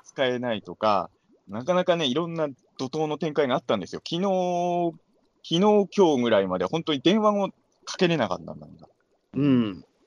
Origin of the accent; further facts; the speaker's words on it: Ibaraki, Japan; moved away as an adult; now in Tokyo, Japan; 僕は茨城県民